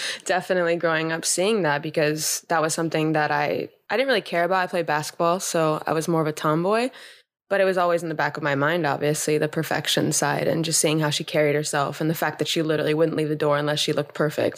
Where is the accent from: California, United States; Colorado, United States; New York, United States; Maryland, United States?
California, United States; Los Angeles; I grew up in Los Angeles